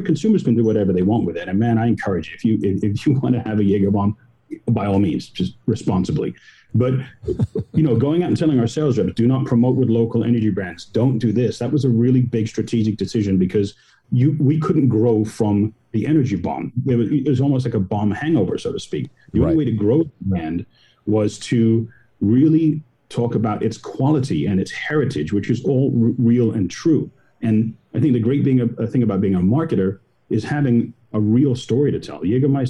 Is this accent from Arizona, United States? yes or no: no; California, United States; I growing up in Southern California, I wonder what my first one was.